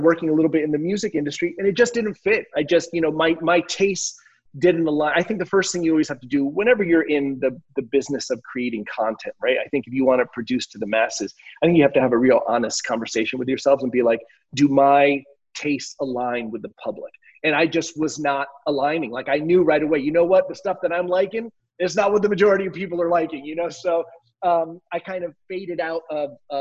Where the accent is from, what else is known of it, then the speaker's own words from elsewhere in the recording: New Jersey, United States; moved away; also born or lived in Miami; I grew up in Jersey. I'm a, you know, a Northeast, a tri-state area guy